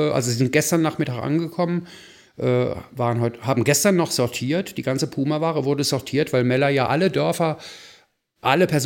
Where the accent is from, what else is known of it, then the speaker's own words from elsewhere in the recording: Rhineland, Germany; Und genialerweise nicht nur von mir als Rheinländer ja gewohnt